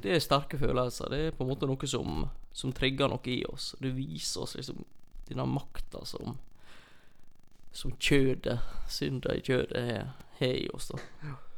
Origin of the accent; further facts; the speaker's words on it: near Olsvika, Troms, Norway; når jeg vokste opp så på Y-a